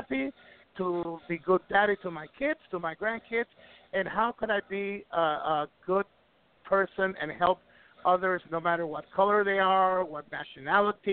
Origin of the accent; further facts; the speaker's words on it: Ecuador; moved away; also born or lived in Puerto Rico; I'm from Ecuador. I'm from Ecuador, but I made my career in the Caribbean islands